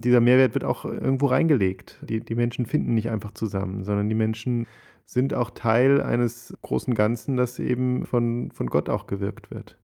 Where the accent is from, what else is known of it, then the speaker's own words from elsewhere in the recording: Ruhr area, North Rhine-Westphalia, Germany; now in Cologne, Germany; bin ich ähm, Kölner inzwischen, würde ich sagen, komme eigentlich aus dem Ruhrgebiet